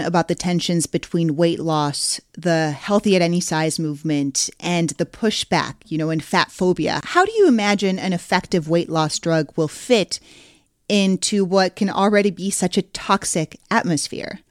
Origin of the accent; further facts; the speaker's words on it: Mexico City, Mexico; my hometown of Mexico City